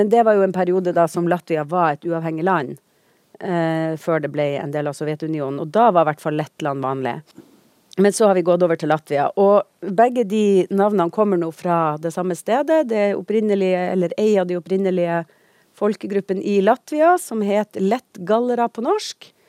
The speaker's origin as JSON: {"language": "Norwegian", "town": "Tromsø", "region": "Troms", "country": "Norway", "said": "jeg er fra Tromsø."}